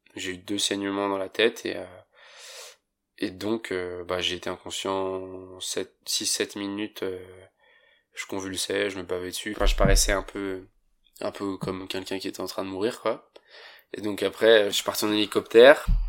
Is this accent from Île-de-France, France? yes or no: no; Saint-Gervais-les-Bains, Auvergne-Rhône-Alpes, France; Je viens de Saint-Gervais-les-Bains et je fais du snowboard depuis que je suis tout petit